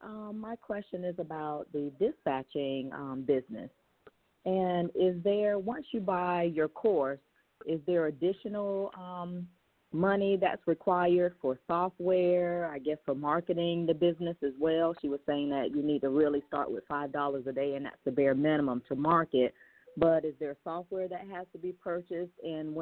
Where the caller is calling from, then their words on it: Lakeland, Florida, United States; from Lakeland, Florida.